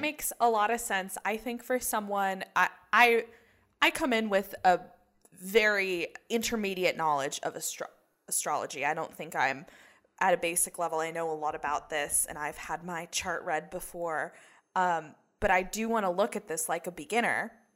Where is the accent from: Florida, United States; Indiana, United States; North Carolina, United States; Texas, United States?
North Carolina, United States; Chapel Hill; I grew up in Chapel Hill